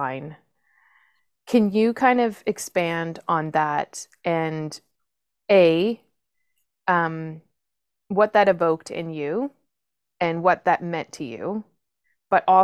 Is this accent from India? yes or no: no; Nova Scotia, Canada; moved away; also born or lived in Toronto; I was originally from Nova Scotia